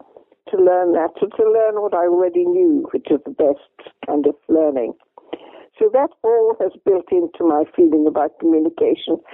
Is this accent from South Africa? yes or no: no; Derry, Northern Ireland, United Kingdom; moved away; also born or lived in England / Donegal; growing up in Derry, the heart of the Troubles